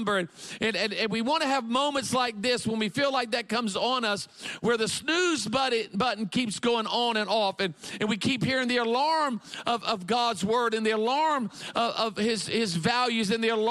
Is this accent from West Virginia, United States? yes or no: no; Myrtle Beach, South Carolina, United States; I grew up in a community in South Carolina called Myrtle Beach, South Carolina